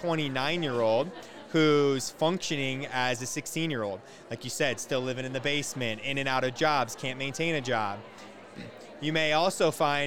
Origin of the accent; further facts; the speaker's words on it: Iowa, United States; I'm originally from Iowa.